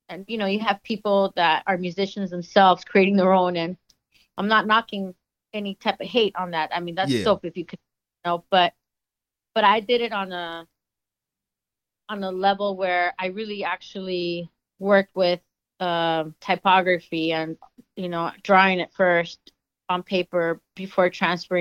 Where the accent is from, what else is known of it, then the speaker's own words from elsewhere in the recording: Los Angeles, California, United States; growing up in Los Angeles